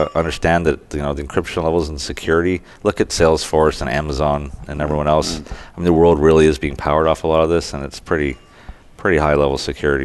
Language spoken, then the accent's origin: English; Canada; I'm Canadian.